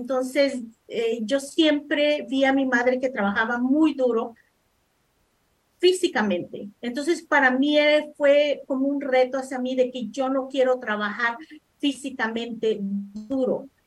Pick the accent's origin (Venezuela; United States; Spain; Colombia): United States; Los Angeles, California; also born or lived in El Salvador; bueno, nací en El Salvador, vine a los Estados Unidos cuando tenía 10 años crecí en el sur centro de Los Ángeles, en la Vermont y 47 para ser exacto.